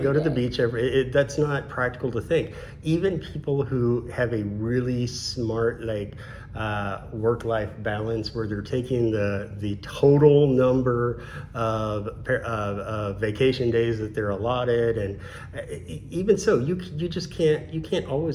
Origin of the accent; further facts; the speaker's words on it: Missouri, United States; now in Florida, United States; I'm from Missouri